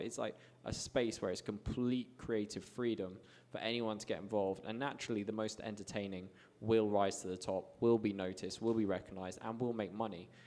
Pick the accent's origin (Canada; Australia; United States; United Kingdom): United Kingdom; moved away as an adult; now in Medellin, Colombia; I have a very strong passport, being British